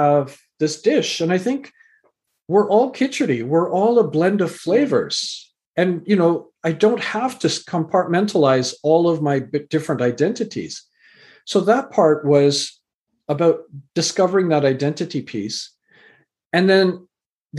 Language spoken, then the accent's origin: English; Canada; also born or lived in England; I was born in England, raised in Canada